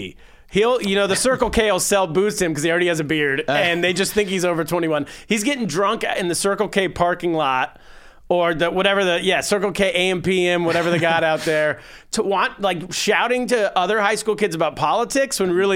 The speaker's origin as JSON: {"language": "English", "region": "California", "country": "United States", "said": "I'm from California."}